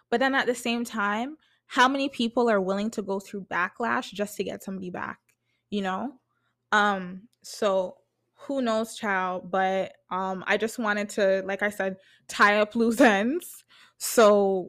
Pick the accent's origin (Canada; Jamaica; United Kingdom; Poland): Jamaica; me being a Jamaican, like, you know what I mean? Like, I just relate to her content a lot.